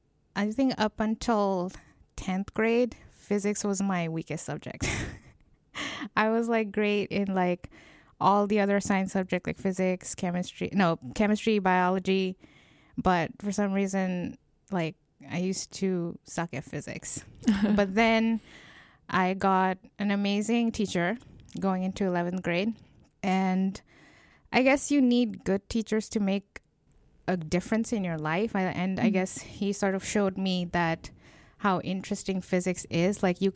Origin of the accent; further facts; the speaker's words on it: Bangladesh; No, this was in Bangladesh. Okay. I'm from Bangladesh, so.